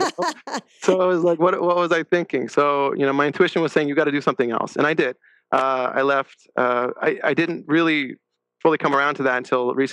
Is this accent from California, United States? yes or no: yes; La Crescenta, California, United States; Grew up in La Crescenta, California